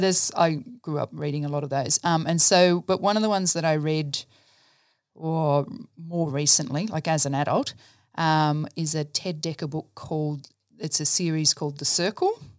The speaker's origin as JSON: {"language": "English", "town": "Dubbo", "region": "New South Wales", "country": "Australia", "tie": "born or raised there", "also_born_or_lived": "Brisbane", "said": "I grew up in Dubbo, so I'm a country girl at heart"}